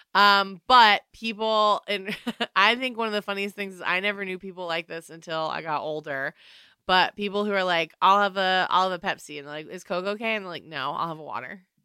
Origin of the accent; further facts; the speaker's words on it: North Carolina, United States; I'm from Michael Jordan area